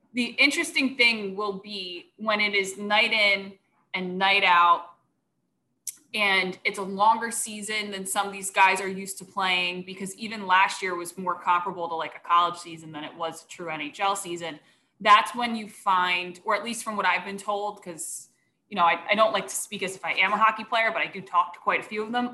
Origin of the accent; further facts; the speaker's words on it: Philadelphia, Pennsylvania, United States; accent: Philly; I'm from here. My parents talk like